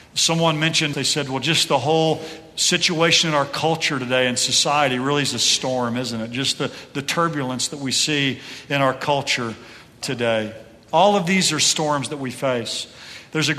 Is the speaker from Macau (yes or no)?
no; Oklahoma City, Oklahoma, United States; we're from Oklahoma City.